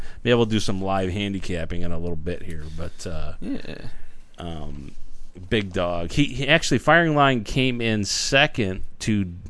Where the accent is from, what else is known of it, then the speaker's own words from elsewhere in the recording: East Coast, United States; now in West Coast, United States; I'm from the East Coast. Even though I'm on the West Coast now